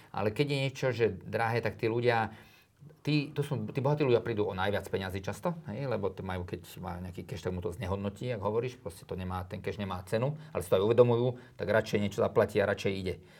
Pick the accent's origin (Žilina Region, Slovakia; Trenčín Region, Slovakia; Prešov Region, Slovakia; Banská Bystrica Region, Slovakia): Trenčín Region, Slovakia; Trenčín; also born or lived in Drietoma; now in Bratislava, Slovakia; tam som ja vlastne vyrastal, ja som sa narodil v Trenčíne